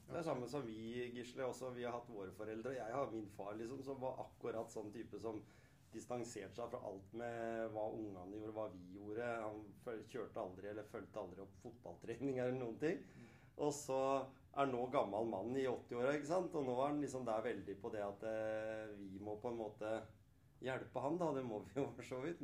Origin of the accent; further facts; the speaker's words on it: Skien, Telemark, Norway; Selv om jeg er oppvokst på Hjemsø i Skien